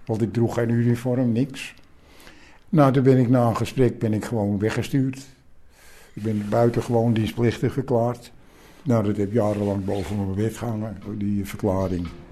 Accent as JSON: {"language": "Dutch", "country": "Netherlands", "said": "als Nederlander"}